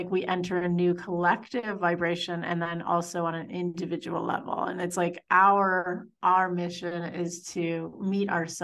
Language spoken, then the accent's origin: English; north of Toronto, Ontario, Canada; moved away; So I grew up in Ontario, just in the burbs, north of Toronto.